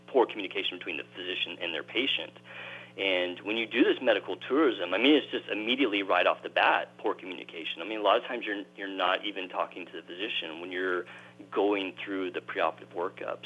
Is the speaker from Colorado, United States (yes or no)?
no; Texas, United States; I grew up in Texas